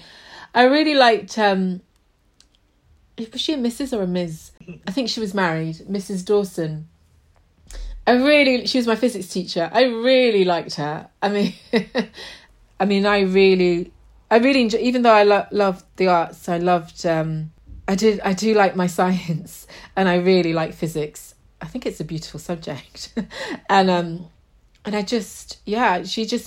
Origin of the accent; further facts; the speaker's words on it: Yorkshire and the Humber, United Kingdom; moved away as an adult; now in London, United Kingdom; I moved to London because I grew up in Yorkshire